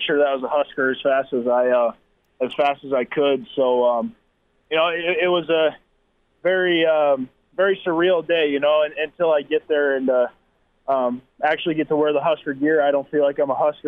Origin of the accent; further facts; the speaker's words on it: South Dakota, United States; growing up in the Midwest and especially South Dakota